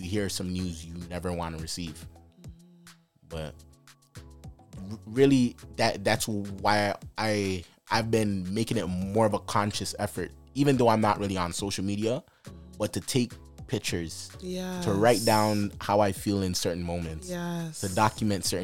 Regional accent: Jamaica; I'm Jamaican

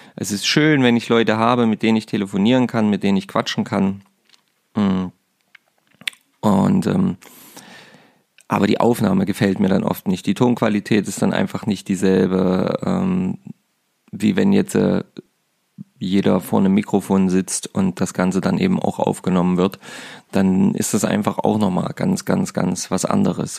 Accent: Saxony-Anhalt, Germany; bei uns in Sachsen-Anhalt

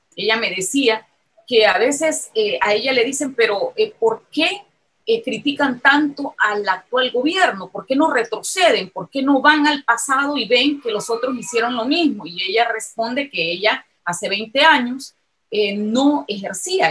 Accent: El Salvador; como salvadoreños

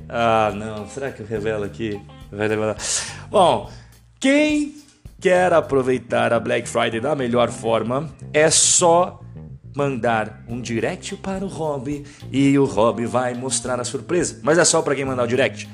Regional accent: Brazil; sou brasileiro, é óbvio

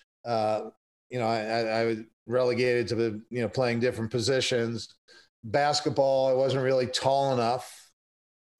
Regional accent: Bucks County, outside Philadelphia, Pennsylvania, United States; I grew up outside of Philadelphia, Bucks County, Pennsylvania

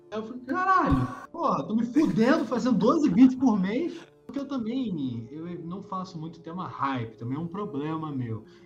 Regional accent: Rio de Janeiro, Brazil; Sou carioca, pô. Raiz.

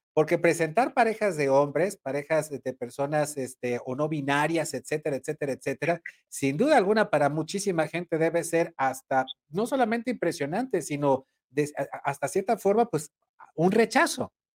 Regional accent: Sinaloa, Mexico; moved away; mi estado, yo nací allá en Sinaloa

